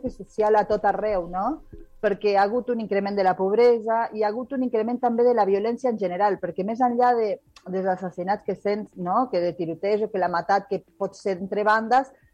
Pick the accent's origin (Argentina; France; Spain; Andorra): Argentina; Rosario, Santa Fe; moved away; jo sóc nascuda a Rosario i a Rosario, Argentina